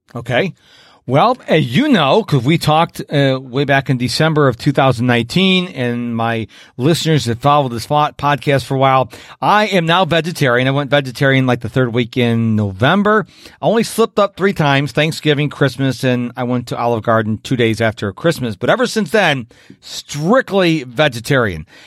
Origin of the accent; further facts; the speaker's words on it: Rochester, New York, United States; now in Houston, United States; I'm originally from Rochester, New York